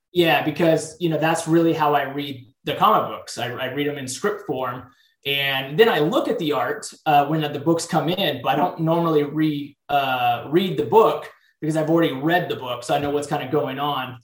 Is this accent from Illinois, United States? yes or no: no; San Diego, California, United States; I grew up in San Diego, California